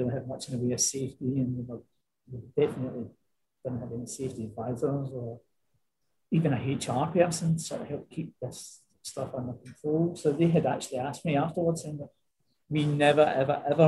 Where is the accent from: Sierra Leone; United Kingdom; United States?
United Kingdom; Glasgow, Scotland; accent: Glasgow; moved away as an adult; also born or lived in Isle of Wight / Sydney; now in Queensland, Australia; I'm obviously from Glasgow. Although I did leave Glasgow many, many years ago, I actually left in Christmas 2000